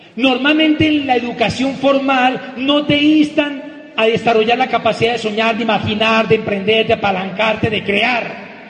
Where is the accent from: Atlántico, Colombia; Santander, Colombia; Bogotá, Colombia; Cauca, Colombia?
Cauca, Colombia; Popayán; en el seminario de Popayán, de mi tierra, donde tenemos negocio